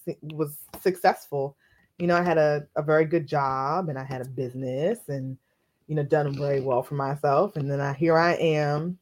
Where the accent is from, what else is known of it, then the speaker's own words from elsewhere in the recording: Capitol Heights, Maryland, United States; I grew up in Capitol Heights